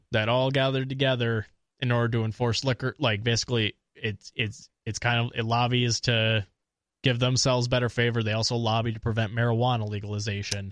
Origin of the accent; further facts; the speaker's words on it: Eau Claire, Wisconsin, United States; also born or lived in Minnesota; I'm from Eau Claire